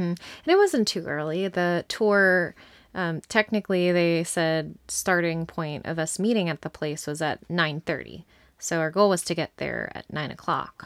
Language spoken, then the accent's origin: English; United States; we're from the U S.